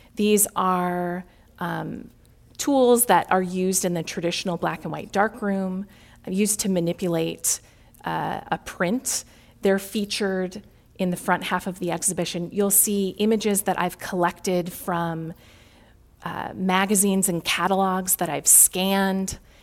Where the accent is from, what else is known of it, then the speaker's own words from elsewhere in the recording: Chicago, Illinois, United States; a Midwesterner, born and raised in Chicago